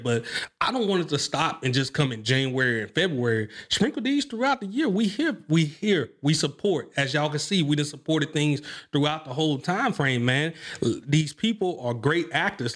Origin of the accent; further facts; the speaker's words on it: Mobile, Alabama, United States; I come from Mobile, Alabama